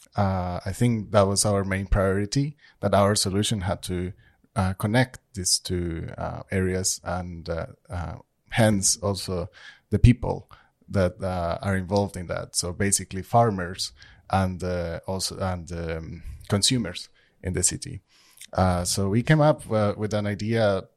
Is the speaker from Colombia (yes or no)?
yes; Colombia; now in Trondheim, Norway; I'm from Colombia